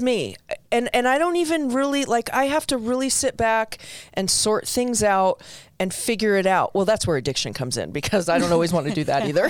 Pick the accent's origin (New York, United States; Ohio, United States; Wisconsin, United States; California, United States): New York, United States; New York City; When I was young, growing up in the Bronx, I came from an Italian family.